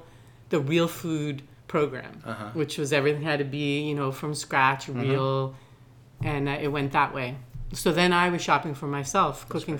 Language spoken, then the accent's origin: English; Veracruz, Mexico; born there; moved away; My dad was no longer, I was born in Veracruz in Mexico.